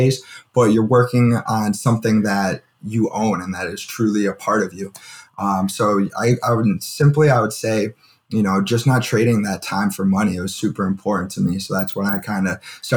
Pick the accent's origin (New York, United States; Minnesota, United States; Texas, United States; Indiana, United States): New York, United States; Buffalo; moved away; also born or lived in Kent, Ohio; I'm from Buffalo, New York